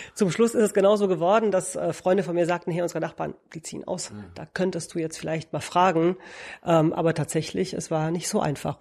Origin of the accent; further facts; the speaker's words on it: Romania; also born or lived in Münster, Germany; now in Berlin, Germany; Ich komme aus Rumänien eigentlich